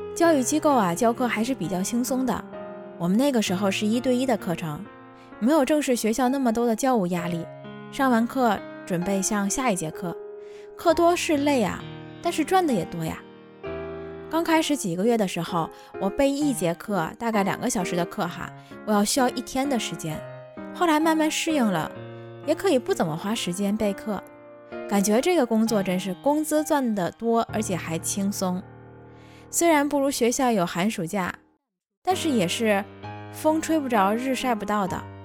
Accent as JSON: {"language": "Chinese", "region": "Tianjin", "country": "China", "tie": "born or raised there", "moved": "as an adult", "lives_now": "Japan", "said": "我就是这么一个土生土长的天津人"}